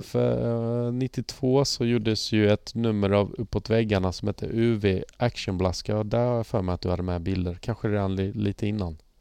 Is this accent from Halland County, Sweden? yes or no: yes; Halmstad, Halland County, Sweden; jag är ju från Halmstad Halmstad skate-gänget